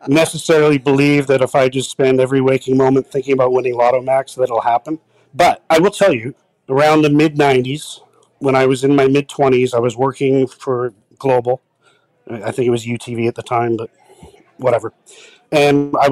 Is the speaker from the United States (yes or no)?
no; Vancouver, British Columbia, Canada; I'm a Vancouver boy. I grew up in Kerrisdale